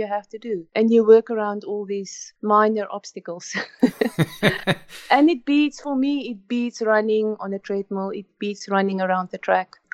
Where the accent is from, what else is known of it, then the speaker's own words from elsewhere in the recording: South Africa; moved away as an adult; now in Canada; we grew up in South Africa